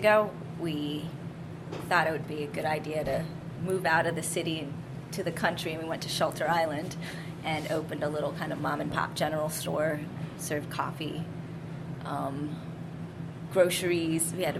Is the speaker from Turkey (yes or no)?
no; Ubon, Ubon Ratchathani, Thailand; born there; I was born in Ubon, which is northeast near the Lao border.